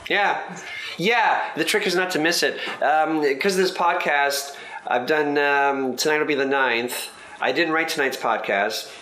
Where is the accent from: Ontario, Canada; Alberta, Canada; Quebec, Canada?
Ontario, Canada; Mississauga; I grew up in Mississauga, Ontario, which is 30 miles away from Toronto